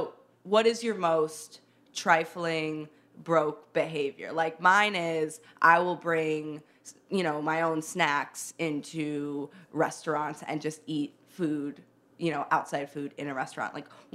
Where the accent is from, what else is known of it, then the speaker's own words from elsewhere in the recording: Chicago, Illinois, United States; accent: Midwestern; now in New York, United States; I'm actually from Chicago.